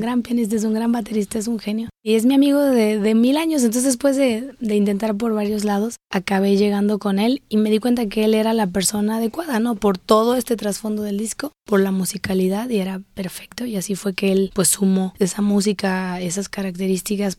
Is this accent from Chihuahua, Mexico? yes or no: no; Guadalajara, Jalisco, Mexico; yo soy tapatía, vivo en Guadalajara